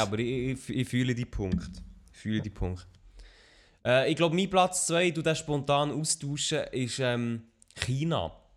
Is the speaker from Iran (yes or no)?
no; Switzerland; als Schweizer auf YouTube etwas gross zu reissen, also mit schweizerdeutschem Content, ist nicht einfach